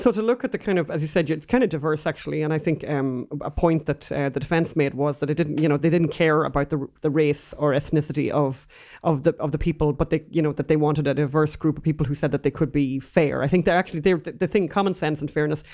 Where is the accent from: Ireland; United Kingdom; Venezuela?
Ireland; now in United States; both being Irish